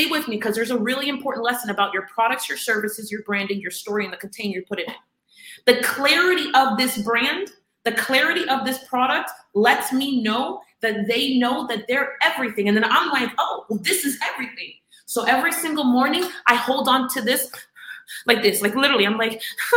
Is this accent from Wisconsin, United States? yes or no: no; Miami, Florida, United States; I'm from Miami